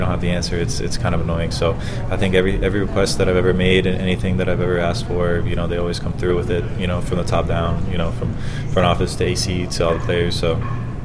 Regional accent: Florida, United States; I'm from Florida, so having my family here in Tampa

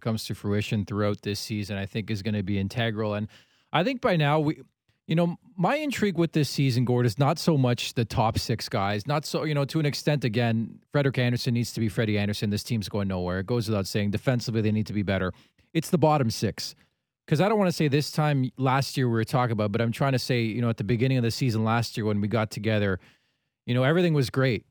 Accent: Canada; as a Canadian

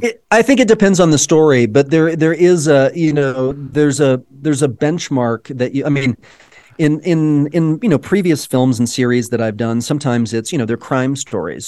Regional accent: Dallas, Texas, United States; And I, too, grew up in Texas, right? I, I grew up in Dallas, not far away from it

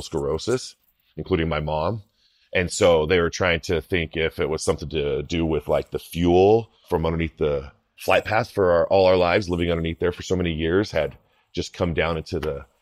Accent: outside Hill Air Force Base, Utah, United States; also born or lived in California; I grew up outside of Hill Air Force Base

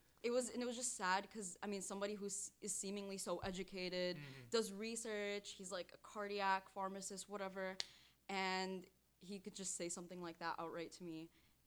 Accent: Syria; moved away; I'm from Syria.

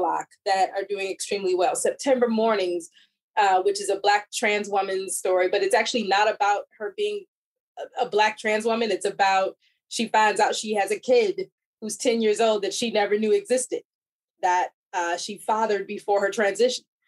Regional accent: outside Chicago, Illinois, United States; I grew up uh, in Chicago area, so I'm a Midwest girl. Grew up outside Chicago.

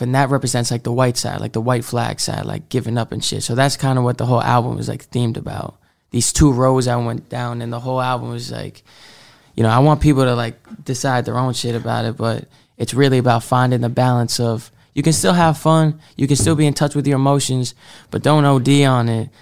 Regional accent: Marblehead, Massachusetts, United States; also born or lived in Salem, Massachusetts; I'm originally from Salem, Massachusetts, um, but I spent, like, the m, majority of, like, my forming years in this, like, small town Marblehead.

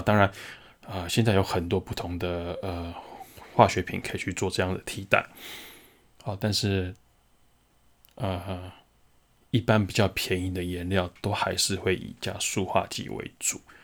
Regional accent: Taiwan; 这一年的疫情下来，我们台湾人到底怎么了？

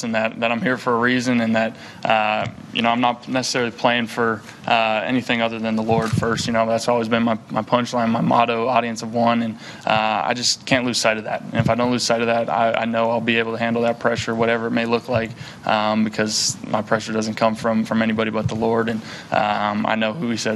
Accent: North Dakota, United States; moved away; growing up in North Dakota

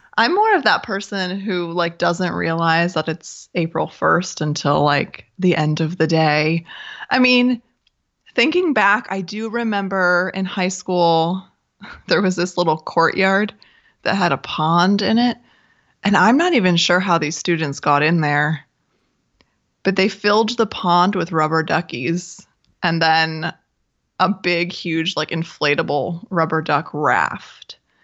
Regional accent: Michigan, United States; Growing up in Michigan

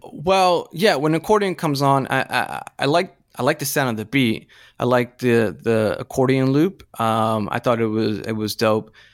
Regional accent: Florida, United States; growing up in Florida in nineteen ninety, what, six, nineteen ninety-seven

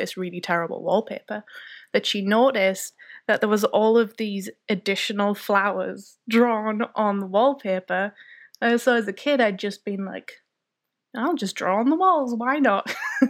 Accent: County Durham, North East England, United Kingdom; Yeah. Well, I'm from County Durham, which is in the northeast of England. And I basically lived in the middle of nowhere for most of my life, surrounded by fields and hills and trees.

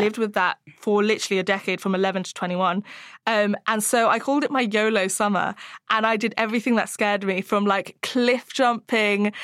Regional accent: Hong Kong; I grew up in Hong Kong

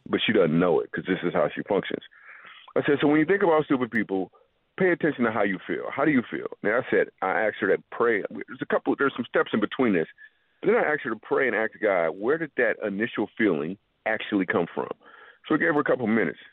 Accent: Grand Rapids, Michigan, United States; I grew up in Grand Rapids, Michigan

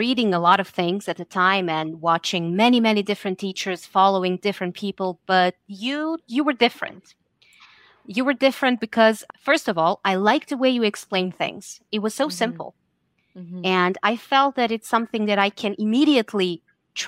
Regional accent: Serbia; English is a second language; now in Netherlands; I'm from Serbia, but I live in the Netherlands.

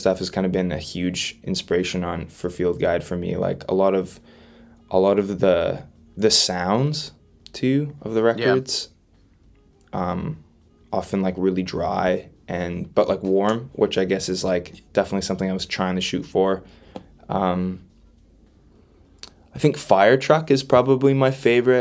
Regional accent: Winnipeg, Manitoba, Canada; growing up around Winnipeg

